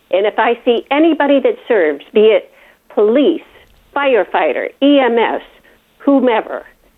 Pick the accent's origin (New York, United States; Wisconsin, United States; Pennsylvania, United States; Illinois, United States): Illinois, United States; Chicago; And growing up in Chicago, I mean, we had Jewish, Italian, Polish, Lithuanian, Greek, Hungarian, and everybody was cohesive with each other.